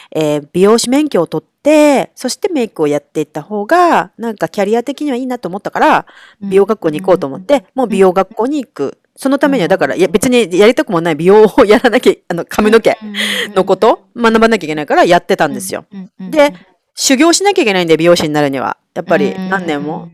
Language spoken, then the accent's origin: Japanese; Kanagawa, Japan; moved away as an adult; now in New York, United States; 私は神奈川出身